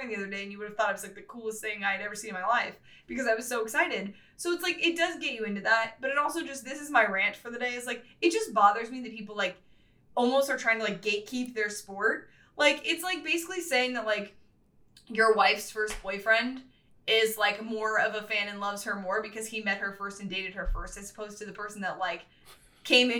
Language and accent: English; West Coast, United States; I grew up on the West Coast